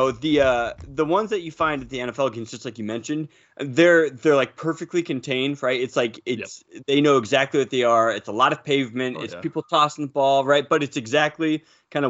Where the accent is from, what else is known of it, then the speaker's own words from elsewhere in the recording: Southern California, United States; growing up in Southern California